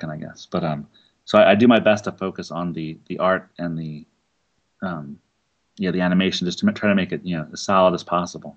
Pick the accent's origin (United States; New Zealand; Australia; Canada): United States; Philadelphia, Pennsylvania; I'm from Philadelphia